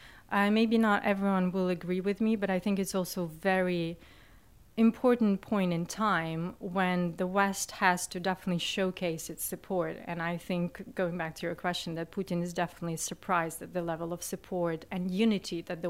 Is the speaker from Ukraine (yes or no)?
yes; Western Ukraine, Ukraine; growing up in Ukraine, and I'm from the west of Ukraine.